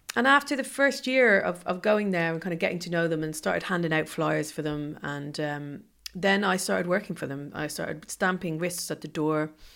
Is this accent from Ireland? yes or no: yes; Ireland; moved away; growing up in Ireland